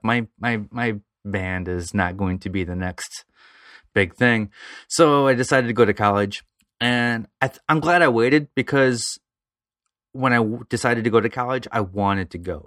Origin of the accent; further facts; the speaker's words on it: around Toledo, Ohio, United States; other small towns around Toledo, Fremont, Ohio, Elmore, Ohio